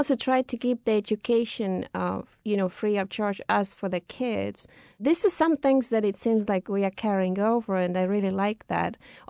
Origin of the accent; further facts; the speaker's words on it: Tallinn, Harju County, Estonia; Well, I was born in Tallinn, that's the capital of Estonia. Did grow up during the so-called deep Soviet times.